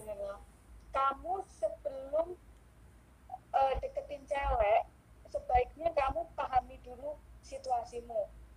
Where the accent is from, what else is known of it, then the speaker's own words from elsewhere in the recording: Yogyakarta, Special Region of Yogyakarta, Indonesia; aku orang Jogja